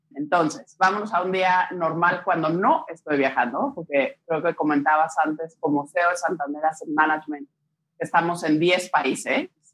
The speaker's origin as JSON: {"language": "Spanish", "country": "Mexico", "tie": "born or raised there", "moved": "yes", "said": "Tengo papá italiano, crecí en México, me casé con un belga, he vivido en diferentes países"}